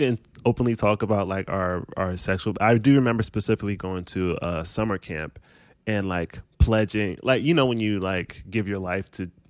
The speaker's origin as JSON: {"language": "English", "region": "Maryland", "country": "United States", "tie": "born or raised there", "said": "In Maryland."}